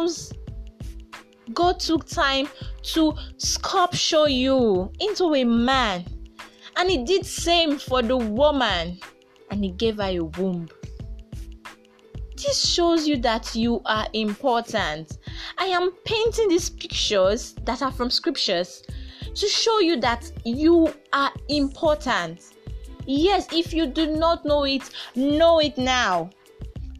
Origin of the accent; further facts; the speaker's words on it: Nigeria; I am a proud Nigerian